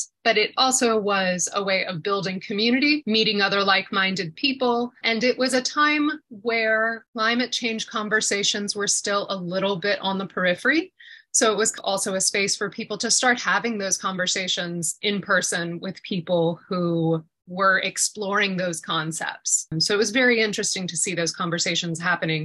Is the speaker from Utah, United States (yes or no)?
no; Atlanta, Georgia, United States; I've always been a city girl, born and raised in Atlanta.